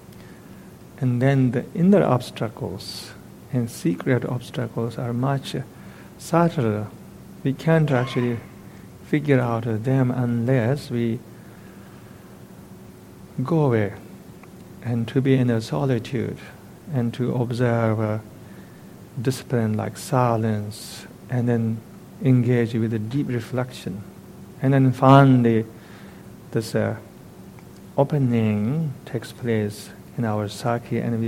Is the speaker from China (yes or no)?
yes; eastern Tibet, China; moved away; In my hometown in eastern Tibet, everybody pays a visit to this particular temple once in their lifetime.